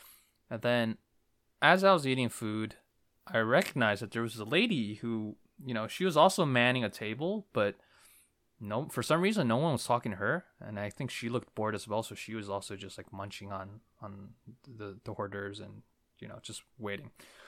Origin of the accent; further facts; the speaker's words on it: New Jersey, United States; also born or lived in Brooklyn, New York, United States; I was raised in New Jersey.